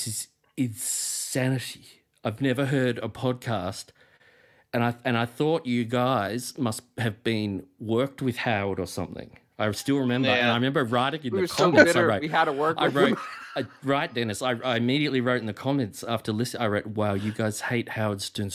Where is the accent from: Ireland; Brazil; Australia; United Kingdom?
Australia; I'm from Australia